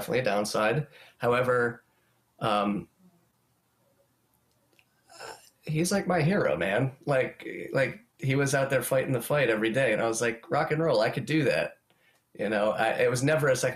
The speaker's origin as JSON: {"language": "English", "town": "Lititz", "region": "Pennsylvania", "country": "United States", "tie": "born or raised there", "also_born_or_lived": "Boston", "moved": "yes", "said": "my hometown of Lititz, Pennsylvania, which is in Lancaster County"}